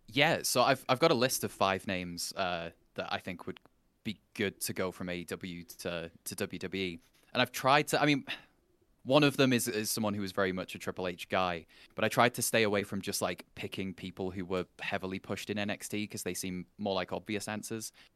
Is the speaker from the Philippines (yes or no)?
no; England, United Kingdom; as an Englishman